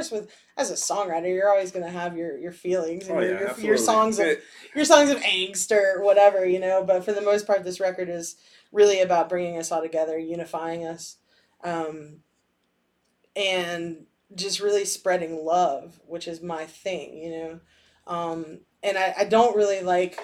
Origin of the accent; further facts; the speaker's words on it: Brevard, North Carolina, United States; I am from Brevard, which is about 30 minutes outside of Asheville.